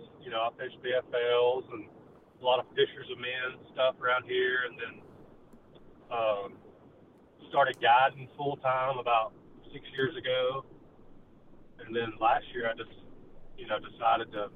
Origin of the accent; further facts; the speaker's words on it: Decatur, Alabama, United States; also born or lived in Guntersville, Alabama; I'm originally from Decatur, Alabama